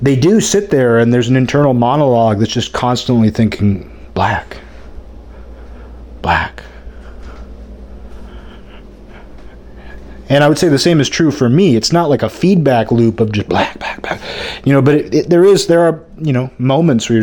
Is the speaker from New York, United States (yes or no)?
no; Seattle, Washington, United States; now in Olympia, United States; The Seattle area where I grew up had a lot of Asians.